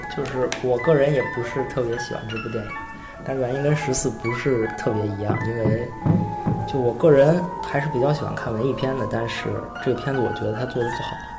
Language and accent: Chinese; China; 我作为一个中国人